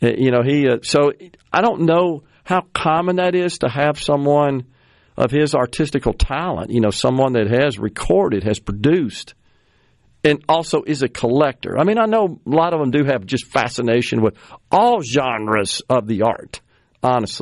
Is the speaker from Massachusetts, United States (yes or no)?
no; Mississippi, United States; this is my home state